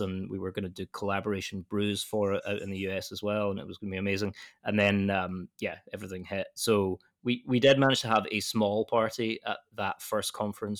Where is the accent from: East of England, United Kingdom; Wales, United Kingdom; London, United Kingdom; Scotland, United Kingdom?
Scotland, United Kingdom; west coast of; now in Edinburgh, United Kingdom; I'm from the west coast in Scotland, but I now live in the capital, which is you know all of about an hour and a half from my from my hometown